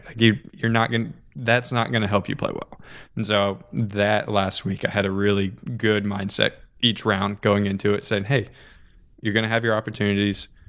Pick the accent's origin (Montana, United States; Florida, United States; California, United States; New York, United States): Florida, United States; Orlando; I grew up here in Orlando